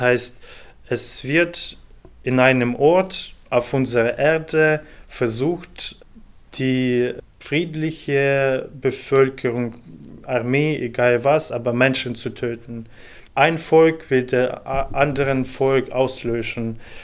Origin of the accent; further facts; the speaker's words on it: Ukraine; moved away as an adult; also born or lived in Cologne / Stuttgart / Munich; now in Leipzig, Germany; ich komme selber aus der Ukraine und ich habe in sehr vielen deutschen Städten schon in den letzten acht Jahren gelebt